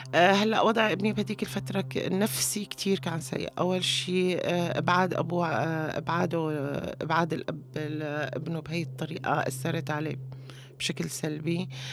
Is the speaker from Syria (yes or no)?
yes; Homs, Homs Governorate, Syria; moved away as an adult; now in Istanbul, Turkey; لما طلعت من من حمص تحديدا من الوعر